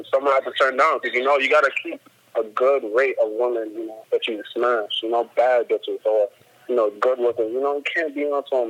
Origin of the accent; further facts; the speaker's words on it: New York City, New York, United States; moved away as an adult; also born or lived in Harlem; Yeah, I'm really from the Bronx, but I moved to Harlem, you know, after about like 7 years ago, almost.